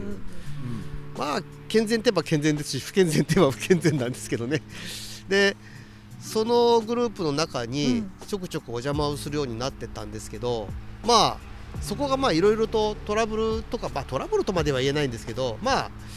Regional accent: Numazu, Shizuoka, Japan; moved away; 私の地元の沼津市

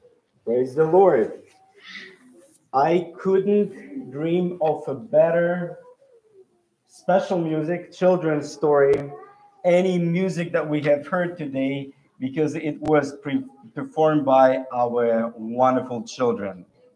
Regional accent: Siberia, Russia; I grew up in Siberia

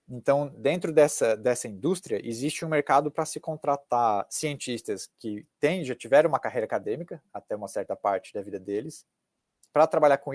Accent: Cascavel, Paraná, Brazil; now in United States; explicar para elas que eu sou de Cascavel e de como é que é Cascavel, do interior do Paraná, do oeste do Paraná, da cultura do sul do Brasil

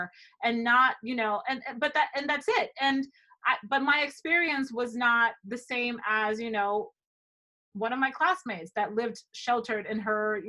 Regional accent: Dominican Republic; also born or lived in Ohio, United States; now in New York, United States; I grew up partially in the Dominican Republic, but I also lived in Ohio for 5 years

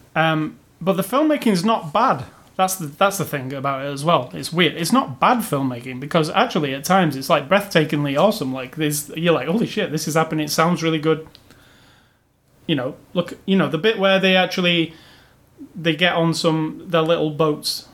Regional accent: England, United Kingdom; me as an Englishman

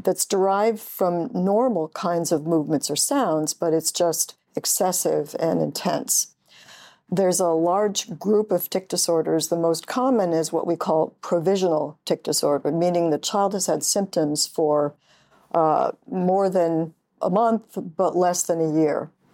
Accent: upstate New York, United States; Grew up in upstate New York.

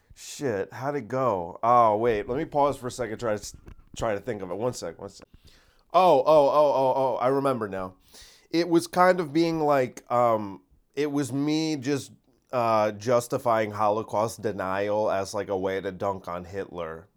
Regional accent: United States; Americans aren't responsible for the actions of our government.

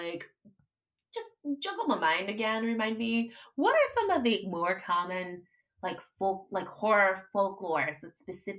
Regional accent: United States; folklore that we as Filipino American like grew up being exposed to.

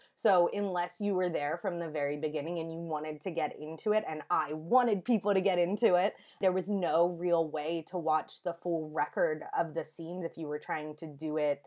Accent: United States; as an American

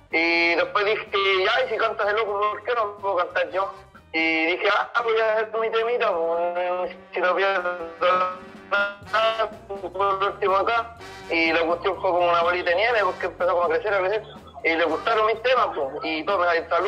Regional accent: Maipú, Santiago Metropolitan Region, Chile; de Maipú, más nada porque acá comencé y todo, hermano.

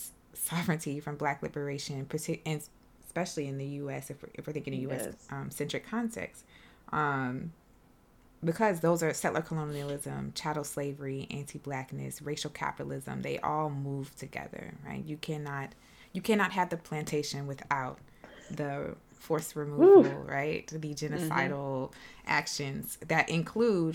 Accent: South Carolina, United States; growing up in South Carolina with other Black folks

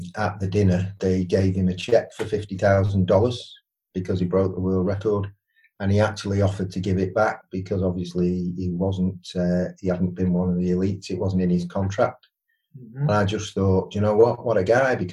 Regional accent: Widnes, North West England, United Kingdom; moved away; I'm from Widnes originally, so I played rugby league

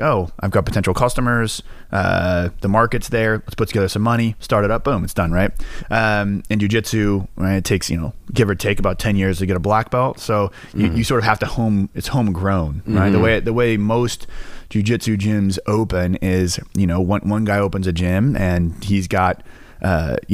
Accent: Kansas, United States; moved away; also born or lived in Kentucky / North Carolina; I am from Kansas.

